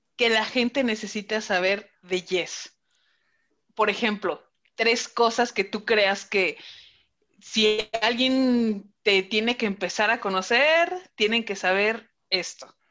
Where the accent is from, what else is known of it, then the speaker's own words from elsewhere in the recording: Celaya, Guanajuato, Mexico; also born or lived in Mexico City; Ciudad de México y Celaya, porque yo nací en Ciudad de México, entonces yo soy chilanga y vivía allá hasta los siete años